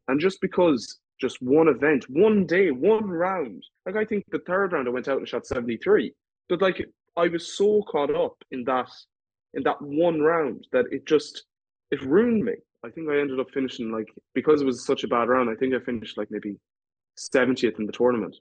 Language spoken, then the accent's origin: English; Ireland